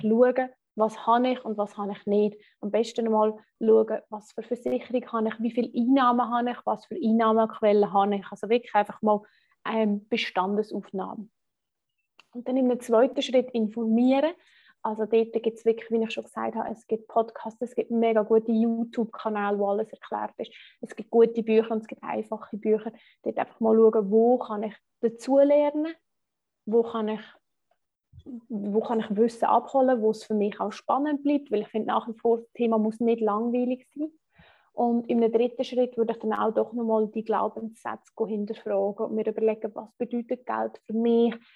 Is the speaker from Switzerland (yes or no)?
yes; Switzerland; accent: Swiss German; first language Swiss German; German is a second language; für uns Schweizer ist halt einfach wirklich, Schweizerdeutsch ist unsere erste Sprache